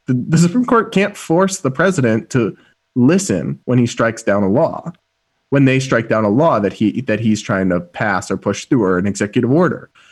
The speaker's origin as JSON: {"language": "English", "region": "Massachusetts", "country": "United States", "tie": "born or raised there", "said": "my home state of Massachusetts"}